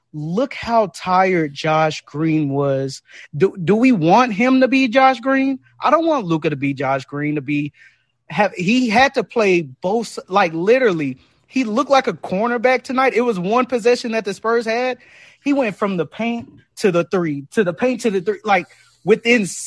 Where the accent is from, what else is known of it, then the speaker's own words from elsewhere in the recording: Dallas, Texas, United States; I was born and raised in Dallas